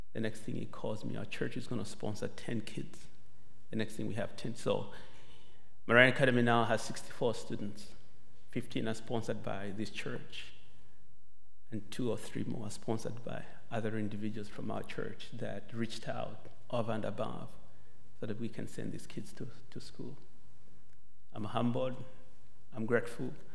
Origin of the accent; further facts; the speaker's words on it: Malawi; moved away as an adult; also born or lived in Zambia; now in United States; I was still doing my sixth grade in Malawi and Zambia